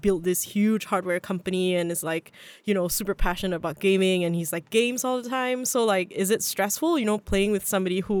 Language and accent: English; Singapore; I'm also Singaporean.